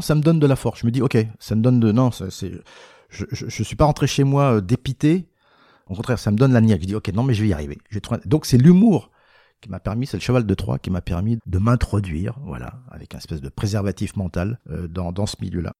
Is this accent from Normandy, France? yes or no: no; Paris, Île-de-France, France; je suis né à Paris, je suis français, j'ai pas d'accent